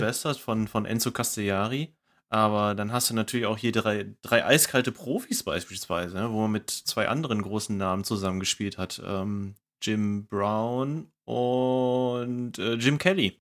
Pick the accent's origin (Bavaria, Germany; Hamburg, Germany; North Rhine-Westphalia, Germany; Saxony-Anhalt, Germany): North Rhine-Westphalia, Germany; Ruhr area; ich komme aus dem Ruhrgebiet und ne, größtes Ballungsgebiet Deutschlands